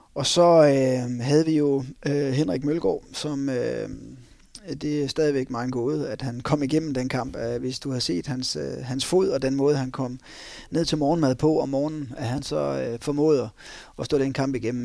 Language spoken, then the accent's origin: Danish; North Jutland, North Denmark Region, Denmark; vi er nordjyder